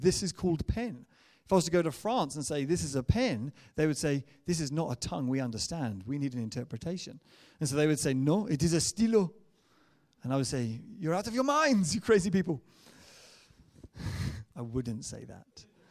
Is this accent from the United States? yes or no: no; England, United Kingdom; I'm English